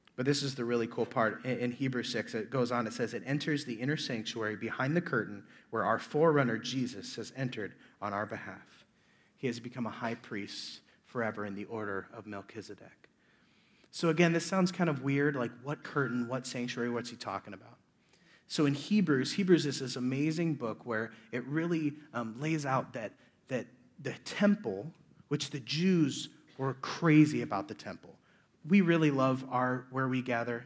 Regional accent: Omaha, Nebraska, United States; I'm from Omaha, Nebraska

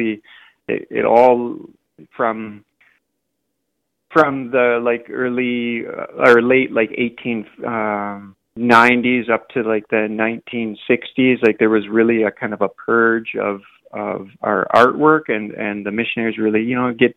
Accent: Haida Gwaii, British Columbia, Canada; also born or lived in Victoria; now in Vancouver, Canada; I grew up on Haida Gwaii

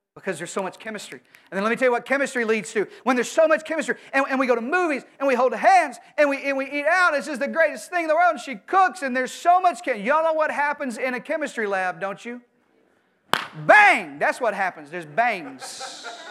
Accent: Arkansas, United States; I'm from Arkansas

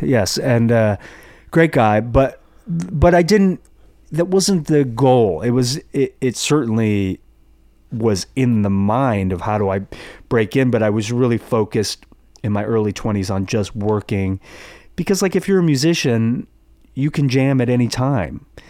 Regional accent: Los Angeles, California, United States; I grew up in the Valley

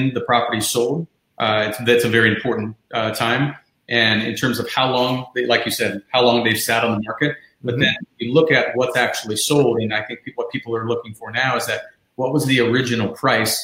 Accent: Ohio, United States; moved away as an adult; also born or lived in Chicago; now in South Florida, United States; I moved down here from Chicago, but I'm from Ohio, born and raised

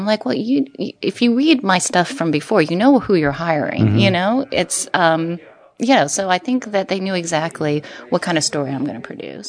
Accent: United States; I am Chinese and I'm American, and I've sort of gone back and forth in terms of my identity.

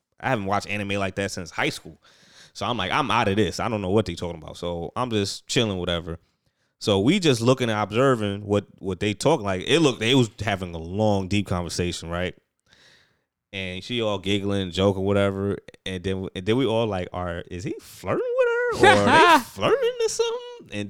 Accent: Queens, New York, United States; I'm from Queens, yo.

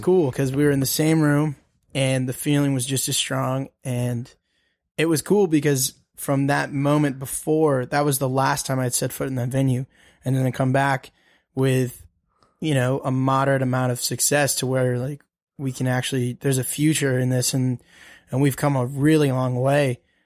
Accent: Denver, Colorado, United States; also born or lived in Birmingham, Alabama; I'm originally from Birmingham, but we grew up in Colorado. Okay. Um, so we grew up in Denver

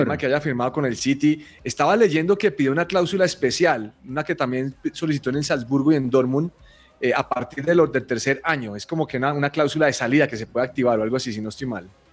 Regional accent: Colombia; yo soy un mal colombiano

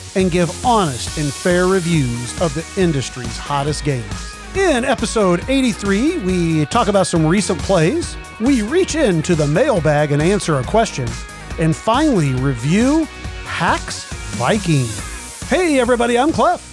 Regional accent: Kansas City, Missouri, United States; I grew up in Kansas City

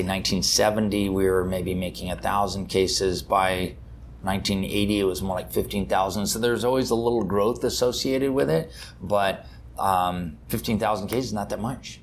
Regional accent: Napa Valley, California, United States; I grew up in Napa Valley, California

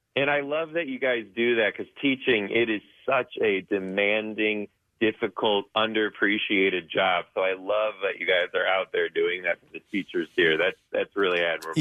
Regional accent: Detroit, Michigan, United States; I'm from Detroit

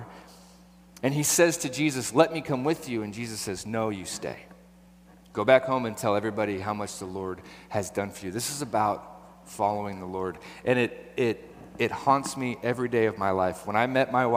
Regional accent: Portland, Oregon, United States; I grew up right here. I was born in Southeast. I was raised in Southeast

